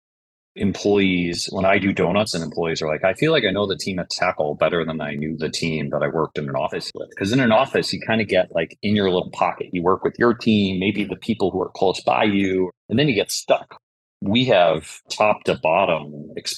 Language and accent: English; Buffalo, New York, United States; I'm from Buffalo